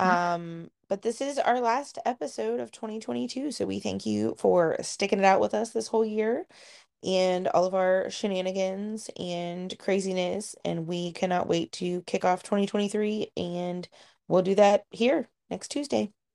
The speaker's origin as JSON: {"language": "English", "region": "Ohio", "country": "United States", "tie": "born or raised there", "moved": "yes", "said": "growing up in Ohio"}